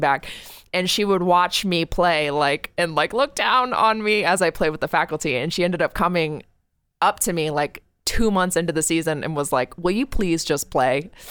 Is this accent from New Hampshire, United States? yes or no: yes; New Hampshire, United States; It's my home state